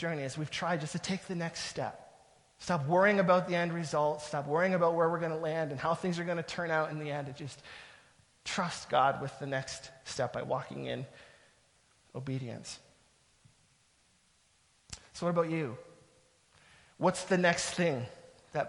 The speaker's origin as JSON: {"language": "English", "region": "Southern Ontario", "country": "Canada", "moved": "as an adult", "lives_now": "Ottawa, Canada", "said": "We're from Southern Ontario. That's where our family is"}